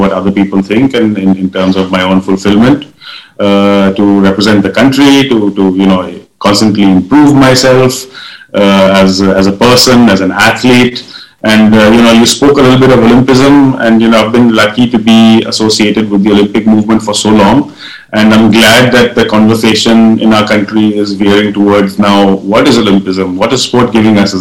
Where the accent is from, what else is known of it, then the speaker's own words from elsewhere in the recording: India; I was born in the Himalayas